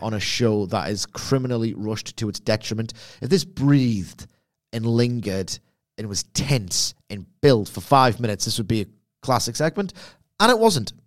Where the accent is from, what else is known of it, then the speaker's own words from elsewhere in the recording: Gateshead, North East England, United Kingdom; I'm from Lowfell Gateshead